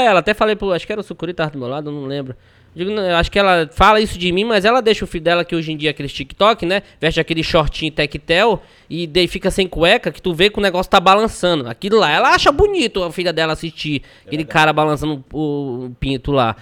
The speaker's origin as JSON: {"language": "Portuguese", "region": "Pará", "country": "Brazil", "also_born_or_lived": "Zé Doca, Maranhão / Laranjal do Jari, Amapá", "said": "eu só nasci em Zedoca. Tá. Ó, eu sou paraense"}